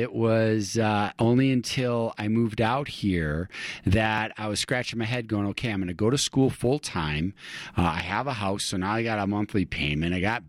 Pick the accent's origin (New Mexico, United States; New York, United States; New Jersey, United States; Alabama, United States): New York, United States; Buffalo; moved away as an adult; now in Utah, United States; I am originally from Western New York, Buffalo, New York, and I came out to Utah to go to college, and just fell in love with it.